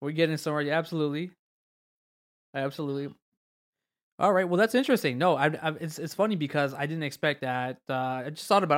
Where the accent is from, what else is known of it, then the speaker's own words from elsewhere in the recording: Orlando, Florida, United States; my hometown